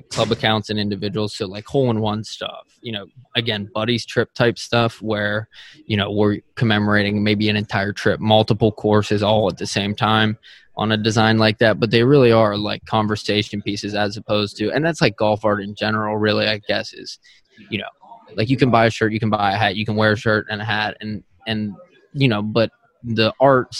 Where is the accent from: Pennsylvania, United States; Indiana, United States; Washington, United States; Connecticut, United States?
Pennsylvania, United States; Oakmont; moved away as an adult; also born or lived in Philadelphia; I'm originally from Pittsburgh and I literally grew up in Oakmont, Pennsylvania